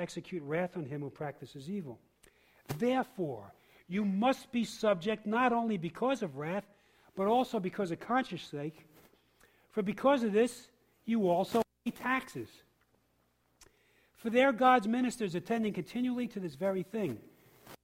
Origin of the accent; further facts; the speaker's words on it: New York City, New York, United States; also born or lived in Harlem, New York; now in Boston, United States; I was born in Harlem and raised in the Bronx